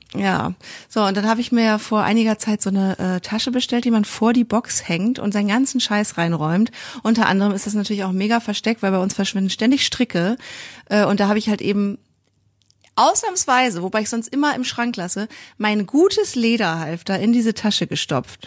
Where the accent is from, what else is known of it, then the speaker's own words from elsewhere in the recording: Kiel, Schleswig-Holstein, Germany; Ich komme ja auch aus Kiel, so wie Mira